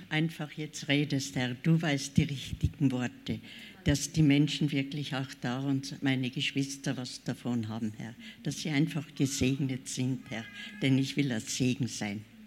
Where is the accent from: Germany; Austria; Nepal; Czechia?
Czechia; born there; Ich bin in der Tschechei geboren, also in der heutigen Tschechei. Wir, wir, äh, mein Vater war damals arbeitslos. Ich bin geboren 1934.